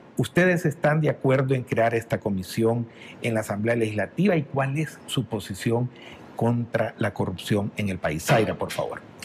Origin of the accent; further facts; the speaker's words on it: San Miguel, El Salvador; soy de San Miguel, allá nací